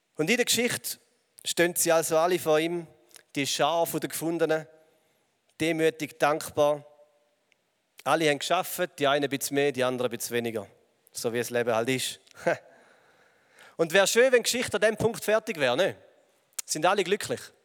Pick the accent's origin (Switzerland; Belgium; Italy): Switzerland; also born or lived in England; als Schweizer